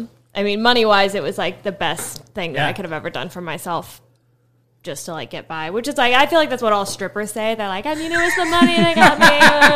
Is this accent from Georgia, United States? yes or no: no; Liberty, Indiana, United States; moved away as an adult; also born or lived in Muncie, Indiana; now in Indianapolis, United States; Liberty, Indiana. It's right on the border of Ohio, like where I can say that I'm from Ohio, so it sounds fancier.